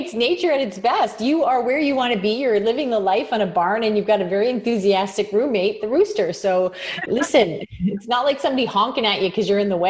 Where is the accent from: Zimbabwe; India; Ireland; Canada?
Canada; is I'm from Canada and you deal with people around the world.